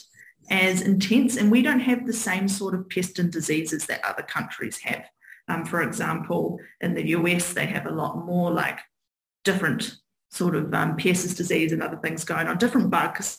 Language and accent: English; Hawke's Bay, New Zealand; now in Auckland, New Zealand; growing up in Hawke's Bay really made set the scene